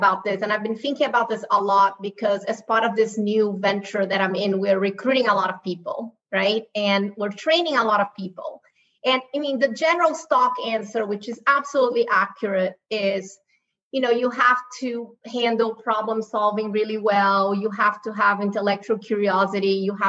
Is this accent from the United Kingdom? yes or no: no; Brazil; moved away as an adult; now in United States; I grew up in Brazil. I was born and raised in Brazil. First generation born in Brazil. My mom is from Spain. My dad is from China. You know, I've been in the U.S. for 20 years.